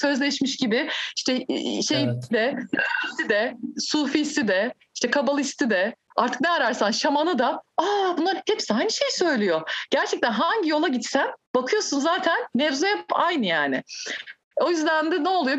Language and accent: Turkish; Turkey; also born or lived in Kadıköy; Türkiye'de doğdum.